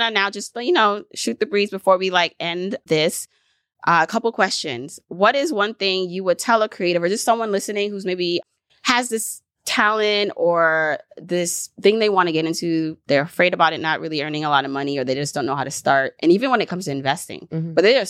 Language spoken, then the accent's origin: English; Jamaica; born there; even though I'm Jamaican too, because I was born there